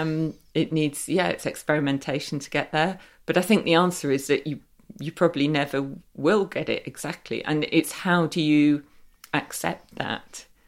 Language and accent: English; Derby, East Midlands, United Kingdom; I was brought up in Derby, um, and we had Little Over Library